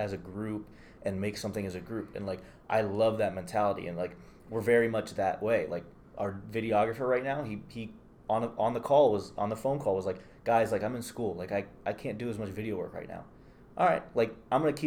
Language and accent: English; Youngstown, Ohio, United States; moved away as an adult; also born or lived in Cleveland; now in Detroit, United States; I grew up in Youngstown